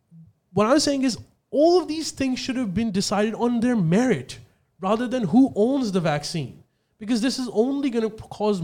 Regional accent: Australia; I think we should look at it from what is the policy that is going to benefit us as an Australian.

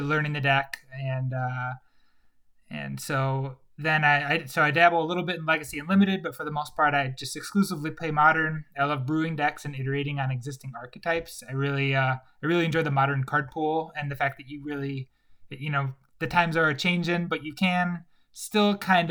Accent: Chicago, Illinois, United States; I grew up in Chicago

